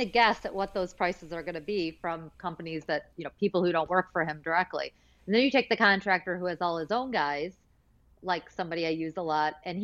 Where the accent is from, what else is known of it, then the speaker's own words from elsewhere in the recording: Michigan, United States; I went to Cranbrook for school growing up in Michigan.